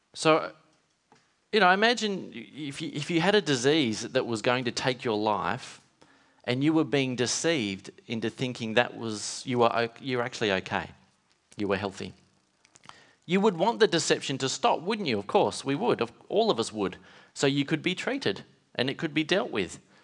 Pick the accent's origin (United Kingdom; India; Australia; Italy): Australia; Western Australia; growing up in Western Australia